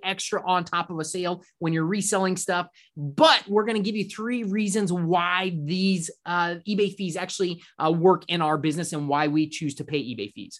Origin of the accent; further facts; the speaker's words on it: Orlando, Florida, United States; we grew up in Orlando.